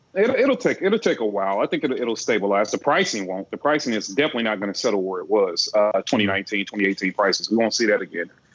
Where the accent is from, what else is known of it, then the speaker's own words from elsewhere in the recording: Midwest, United States; now in Georgia, United States; I'm from the Midwest. I'm used to the cold